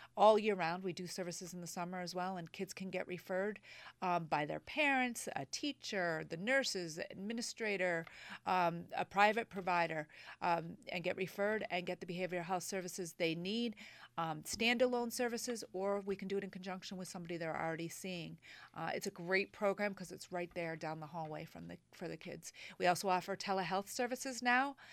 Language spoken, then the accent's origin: English; Manchester and Old Saybrook, Connecticut, United States; also born or lived in Boston, Massachusetts; I've lived in Connecticut all my life. I grew up in Manchester and Old Saybrook, Connecticut.